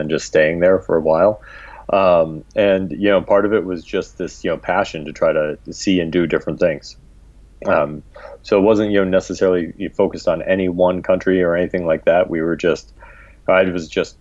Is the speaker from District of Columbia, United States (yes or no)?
yes; Washington, District of Columbia, United States; also born or lived in Brooklyn, New York / Maryland; I grew up in the D.C. metro area and in Brooklyn, New York. We split our time. When I was 10, we moved from the D.C. metro area to Brooklyn. And then when I was 16, we moved back to Maryland